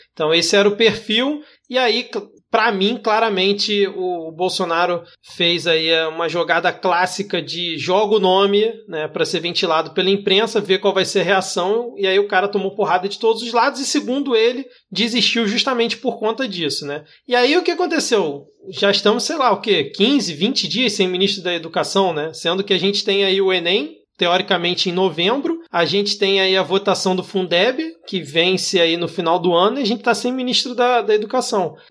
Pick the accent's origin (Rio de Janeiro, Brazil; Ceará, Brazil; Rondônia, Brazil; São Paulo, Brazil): Rio de Janeiro, Brazil; eu como carioca